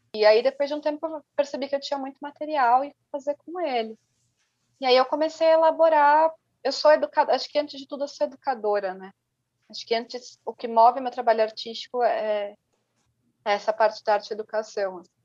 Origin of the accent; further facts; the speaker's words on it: São Paulo, Brazil; Eu sou da Zona Norte, mas é uma Zona Norte que eu não acesso